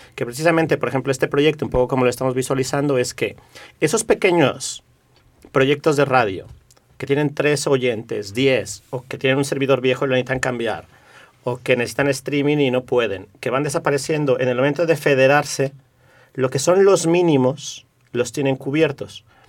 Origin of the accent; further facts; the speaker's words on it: Mexico; now in Barcelona, Spain; yo soy de origen mexicano